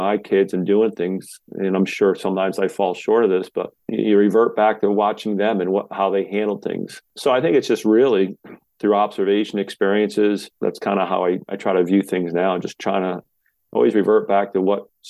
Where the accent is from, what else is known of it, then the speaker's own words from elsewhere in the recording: Washington, Connecticut, United States; grew up youngest of seven kids in a small town, small area here